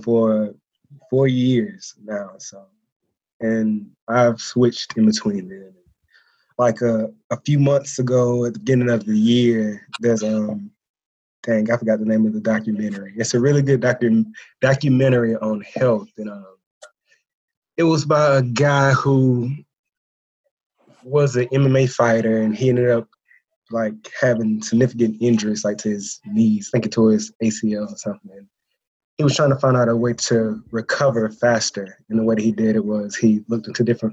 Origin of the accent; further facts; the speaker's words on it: middle Georgia, United States; I'm from Georgia, the middle, smack dab in the middle of Georgia